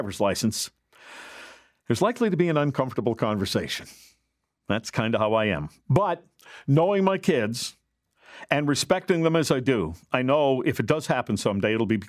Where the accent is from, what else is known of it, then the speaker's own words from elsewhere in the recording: Gilbert Plains, Manitoba, Canada; I grew up in Gilbert Plains, Manitoba